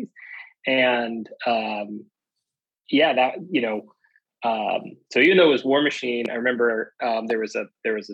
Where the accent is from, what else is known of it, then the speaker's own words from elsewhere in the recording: California, United States; now in Washington, DC, United States; I live in DC. I was originally from California, but I live in DC